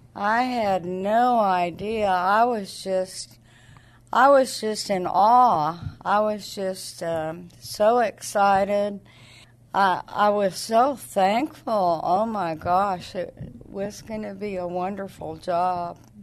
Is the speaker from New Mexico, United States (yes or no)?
yes; Clovis, New Mexico, United States; moved away; also born or lived in Alamogordo, New Mexico; was born and raised in Clovis, New Mexico. I lived there my whole life